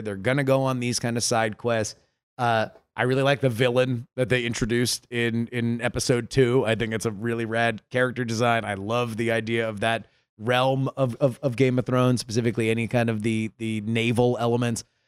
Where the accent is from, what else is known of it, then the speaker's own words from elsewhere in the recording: South Florida, United States; I grew up in South Florida